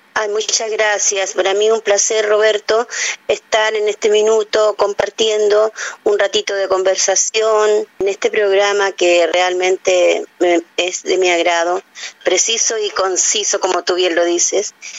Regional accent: Chile; las tonadas más hermosas que pueden haber en mi patria

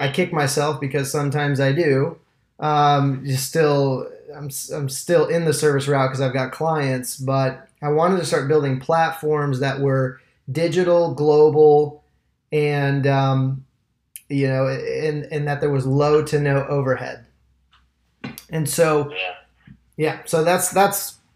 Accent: Michigan, United States; moved away as an adult; now in Tampa, United States; I'm an entrepreneur out of Tampa, Florida. I've been here for about 10 years. I'm from Michigan originally.

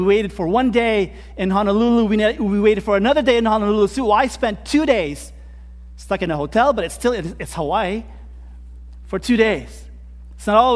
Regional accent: Philippines; moved away; I come from the Philippines

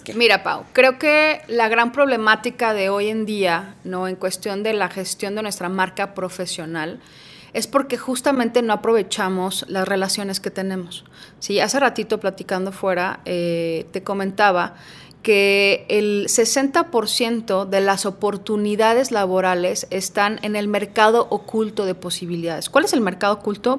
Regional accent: Guadalajara, Jalisco, Mexico; also born or lived in Puebla; aquí en Guadalajara solamente nos venimos mis papás y yo desde muy chiquitos, yo tenía cuatro años

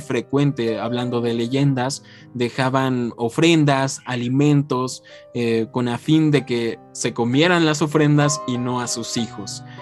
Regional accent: Mexico; nosotros como mexicanos

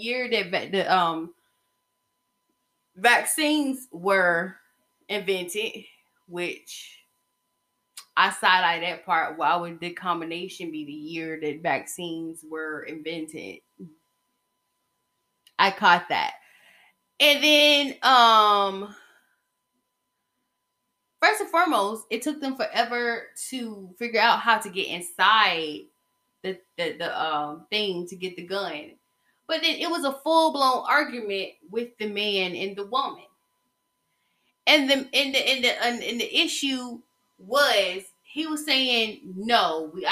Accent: the South, United States; I'm from the South and we appreciate our Second Amendment rights.

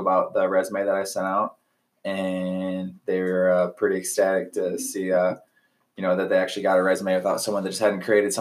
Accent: Metamora, Michigan, United States; now in Lake Elsinore, United States; I'm from Metamora, Michigan, and I currently reside now in Lake Elsinore, California.

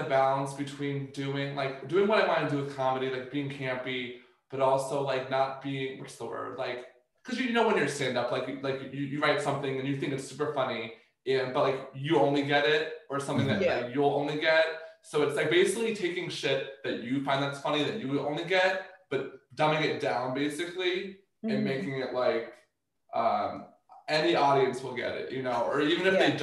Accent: Columbia, Maryland, United States; I grew up like in Columbia, Maryland

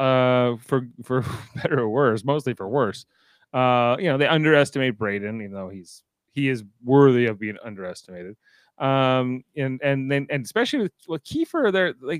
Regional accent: Canada; I'm Canadian.

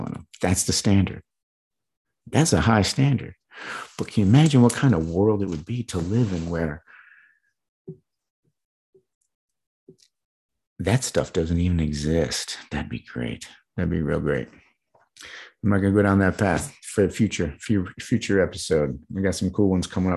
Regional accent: Midwest, United States; I was growing up in the Midwest

